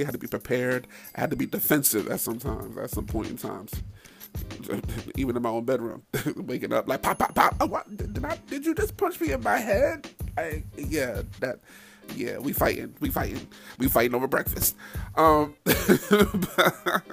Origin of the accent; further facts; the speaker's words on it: Middletown, New York, United States; now in DMV (Washington metropolitan area), United States; Born and raised in New York, right outside the city